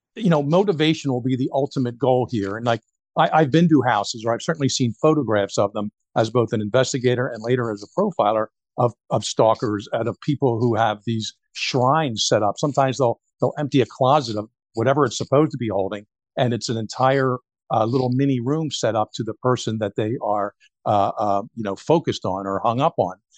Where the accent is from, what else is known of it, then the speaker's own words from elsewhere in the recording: Philadelphia, Pennsylvania, United States; moved away; I'm from Philadelphia originally.